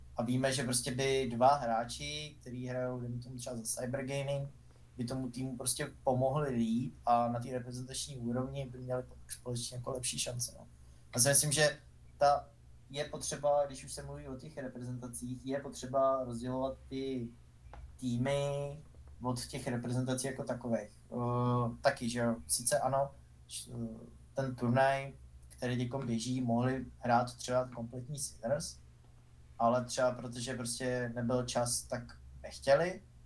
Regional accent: Czechia; jako Češi

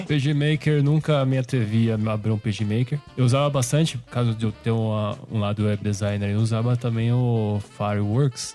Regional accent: Tapira, Brazil; eu também sou de Tapira

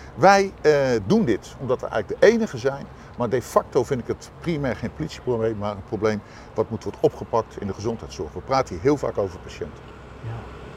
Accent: The Hague, South Holland, Netherlands; als Hagenaar

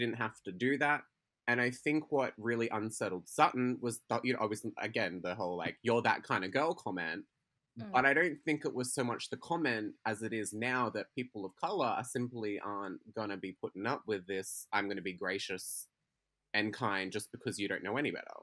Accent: Queensland, Australia; we are from Queensland. We're Queensland girls.

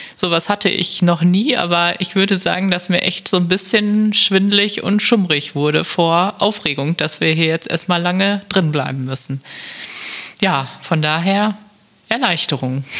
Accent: Germany; ein Ort, der gar nicht so weit ist von meiner Heimat

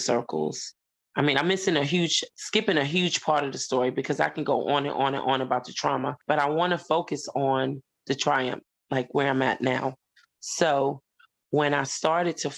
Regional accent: New York City, New York, United States; moved away as an adult; now in Columbia, United States; where I grew up at in Lefrak City

